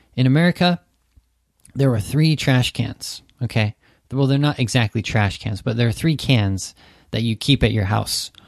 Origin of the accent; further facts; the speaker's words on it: Santa Cruz, California, United States; moved away as an adult; now in Japan; my hometown, Santa Cruz